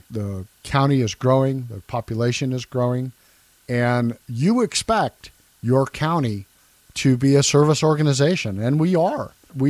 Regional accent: Loveland, Colorado, United States; also born or lived in Scottsbluff, Nebraska / Fort Collins, Colorado; It's been a great place to grow up. Been here since 1974, graduated from Thompson Valley High School in Loveland. Was in Loveland until early 1983.

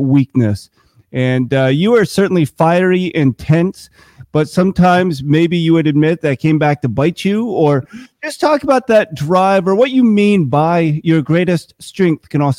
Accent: Vermont, United States; growing up in Vermont

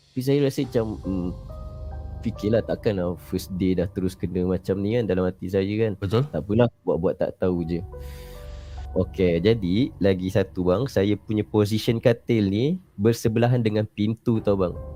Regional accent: Melaka, Malacca, Malaysia; Saya asal dari Melaka

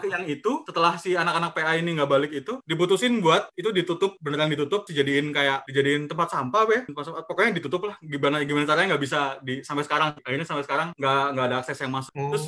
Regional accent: Malang, East Java, Indonesia; kalau aku aku tuh dari SD sampai SMK tuh di Malang ya di Malang jadi.

